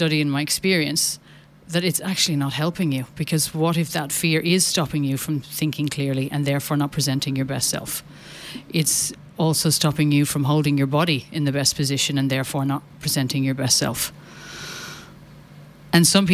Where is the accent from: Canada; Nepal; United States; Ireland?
Ireland; as an Irish Catholic